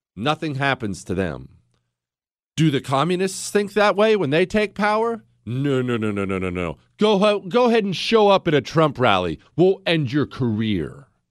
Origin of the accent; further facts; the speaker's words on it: United States; I'm an American